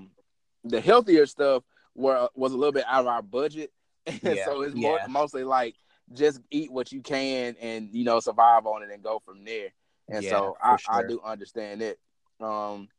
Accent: the South, United States; I'm still a Southerner at heart

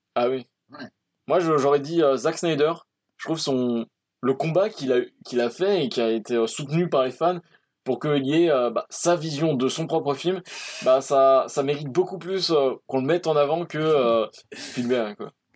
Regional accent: France; je suis français

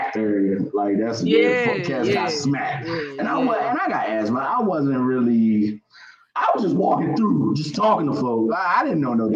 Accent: Maryland, United States; moved away as an adult; also born or lived in North Carolina; I'm from Maryland

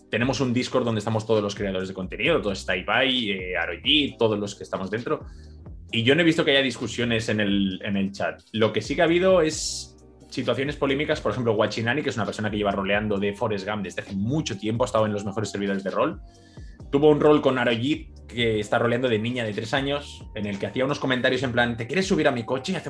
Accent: Catalonia, Spain; Spanish is a second language; yo soy catalán, yo soy catalán

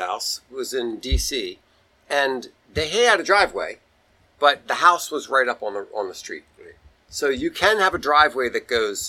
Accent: New Carrollton, Maryland, United States; Where I grew up in New Carrollton

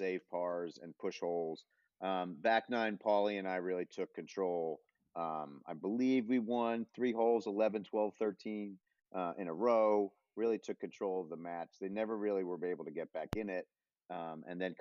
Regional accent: New York, United States; I'm a New Yorker

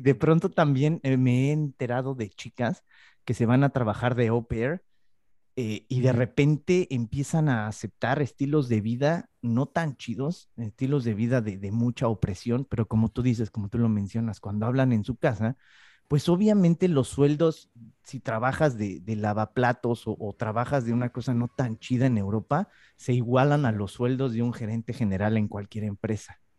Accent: Mexico; now in Spain; yo soy mexicano

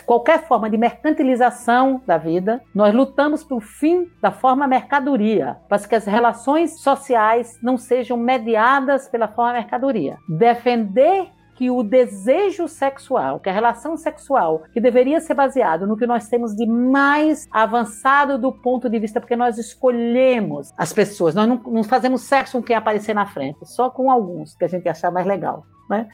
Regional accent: Bahia, Brazil; moved away as an adult; also born or lived in São Paulo; Eu saí da Bahia aos 19 anos de idade para não morrer de fome, fui para São Paulo

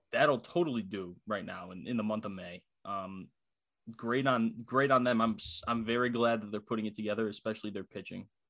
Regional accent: Philadelphia, Pennsylvania, United States; moved away; happy to be home, happy to see, happy to see my hometown friends

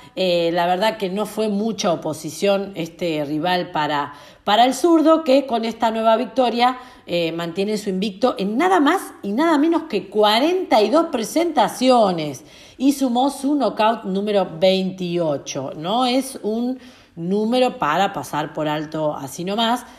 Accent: Argentina; mi país

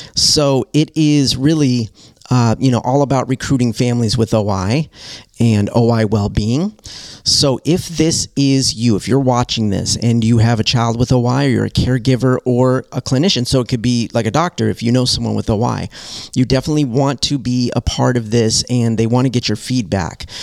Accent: Southern California, United States; now in Detroit, United States; I come from Southern California

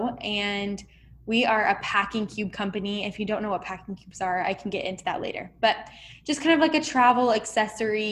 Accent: Arizona, United States; also born or lived in California / Mesa, Arizona; I was born in California, but raised in Arizona, and I'm still here

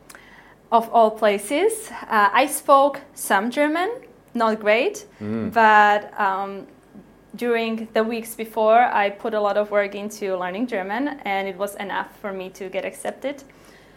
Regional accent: Slovakia; moved away as an adult; I grew up in Slovakia

